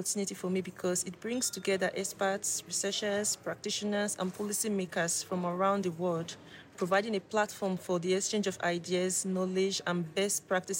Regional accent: Nigeria; I am from Nigeria

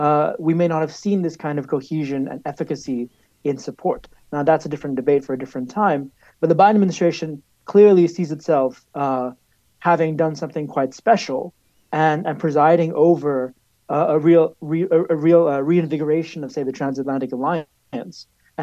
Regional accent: New York, United States; moved away as an adult; now in Washington, D.C., United States; I'm a New Yorker who lives in D.C.

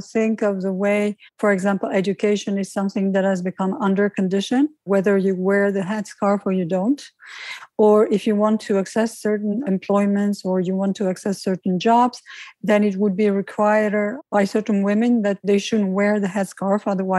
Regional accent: Algeria; now in Paris, France; I'm an Algerian French citizen living in France. I'm speaking from Paris

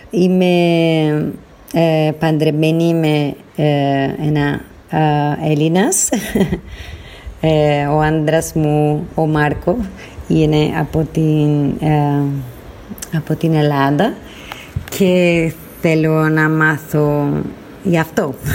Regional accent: Argentina; Greek is a second language; now in Brazil; Ε, σας ακούω από Βραζιλία. Wow. Είμαι από την Αργεντινή, αλλά μένω ε, σε ένα νησί Ηλία στην Βραζιλία.

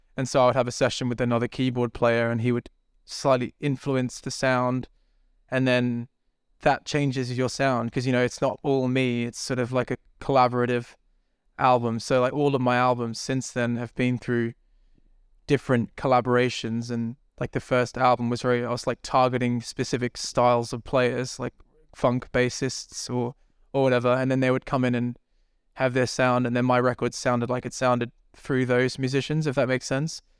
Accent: Brisbane, Queensland, Australia; moved away as an adult; also born or lived in New Zealand; now in London, United Kingdom; where I grew up in Brisbane, Australia, is very like small city

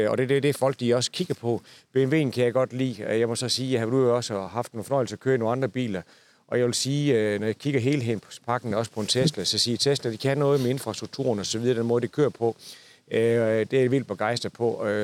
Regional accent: Southern Jutland, Southern Denmark, Denmark; jeg er fra det sønderjyske

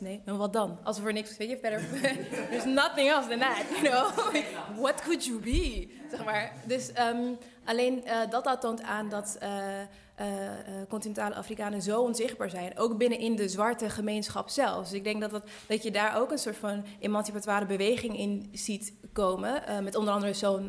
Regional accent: Netherlands; ik kom uit Nederland, ik ben hier opgegroeid

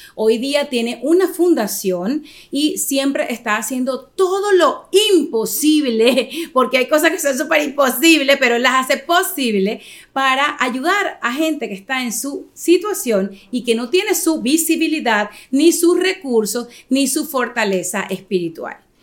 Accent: Venezuela; now in United States; nosotros como venezolanos

